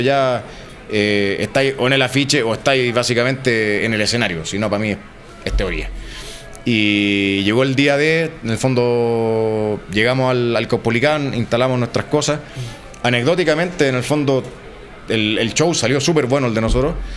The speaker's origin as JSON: {"language": "Spanish", "country": "Chile", "said": "de Chile"}